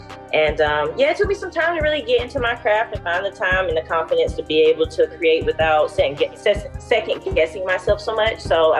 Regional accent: Greenville, South Carolina, United States; now in Alabama, United States; I'm originally from Greenville, South Carolina, and currently I live in Alabama.

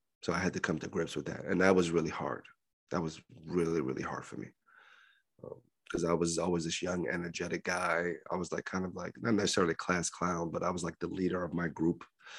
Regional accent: Libya; moved away; my first, like, 2 or 3 years after I came from Libya, it was very hard.

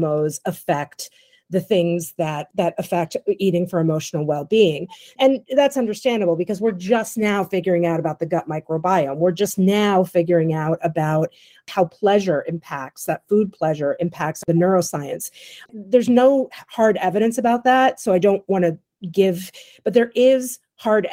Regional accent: New York City, New York, United States; moved away; I'm from New York City originally.

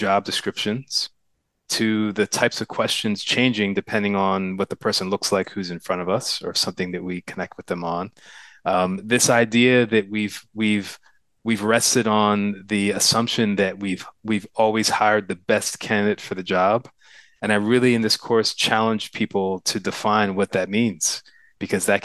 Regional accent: New Jersey, United States; moved away as an adult; also born or lived in Pittsburgh, Pennsylvania; now in Oakland, United States; So I was actually born in Pittsburgh, but we moved to Jersey when I was like 3 years old. So I don't have any memories of there. So I consider myself to be a Jersey boy too.

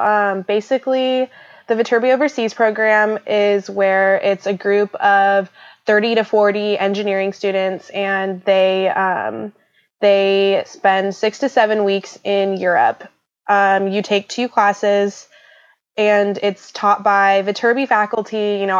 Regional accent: Bakersfield, California, United States; I'm from Bakersfield, California.

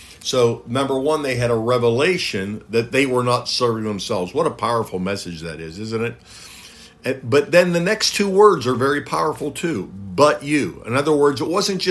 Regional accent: United States; I'm speaking as an American

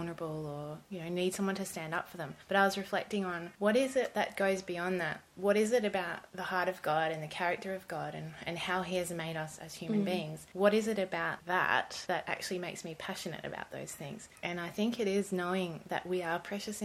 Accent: Gold Coast, Queensland, Australia; I grew up on the Gold Coast mainly, sunny Gold Coast, not much winter on the Gold Coast.

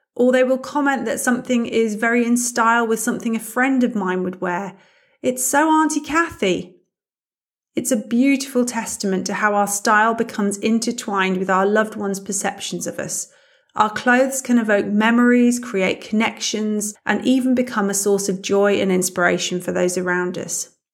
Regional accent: United Kingdom; moved away as an adult; now in Germany; As you can probably hear, I'm British, but I've been living in Germany for the past eighteen years

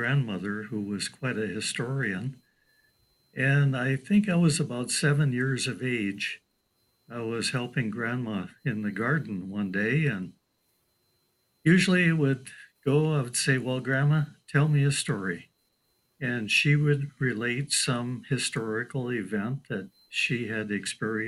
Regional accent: Midland, Michigan, United States; also born or lived in Hope, Michigan; I was born right here in Midland, Michigan, August 6, 1947. Grew up in this area

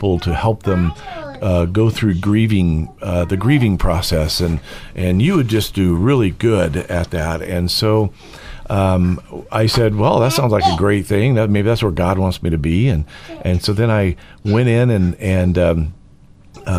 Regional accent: California, United States; also born or lived in Oregon; now in Idaho, United States; I born and raised in California

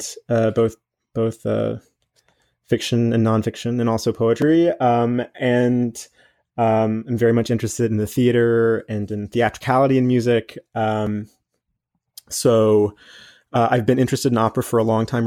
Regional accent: North Carolina, United States; I grew up in North Carolina myself, on a farm southeast of Charlotte

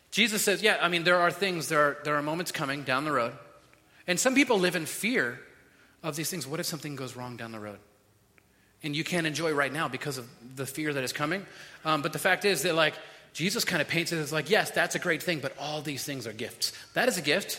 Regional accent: Florida, United States; We're all from Florida

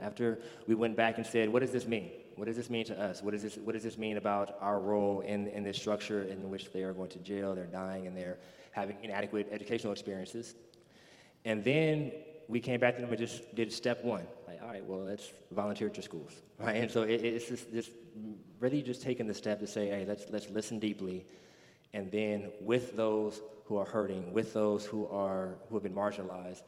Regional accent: California, United States; moved away as an adult; also born or lived in New Orleans; I come from California

